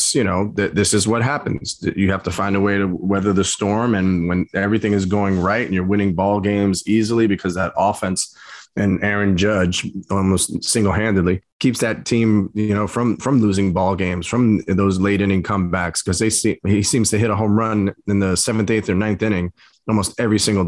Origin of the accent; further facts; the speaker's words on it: New York City, New York, United States; growing up in the Coney Island Little League and Seagate Little League